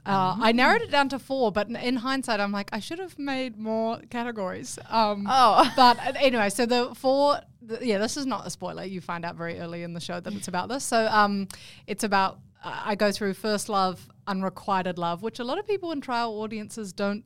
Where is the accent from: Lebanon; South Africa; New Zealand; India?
New Zealand; now in Australia; I could renounce my New Zealand citizenship. I am an Australian citizen as well now.